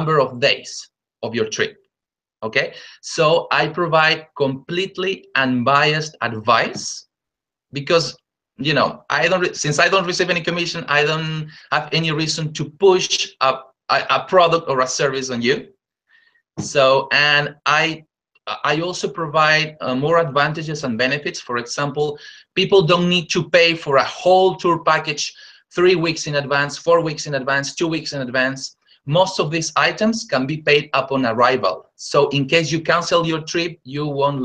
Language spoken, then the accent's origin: English; Lima, Peru; I'm originally from Peru. I was born and raised in Lima, the capital city